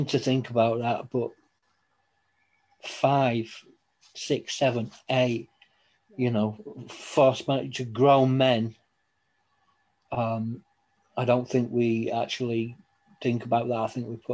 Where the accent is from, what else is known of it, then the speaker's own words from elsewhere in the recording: Scotland, United Kingdom; I was born in Scotland